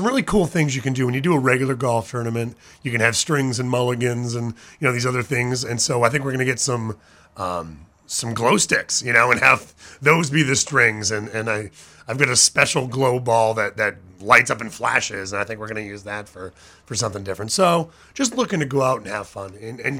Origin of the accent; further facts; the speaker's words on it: Sidney, Maine, United States; also born or lived in Ithaca, New York; I grew up in Sydney. I was a Sydney boy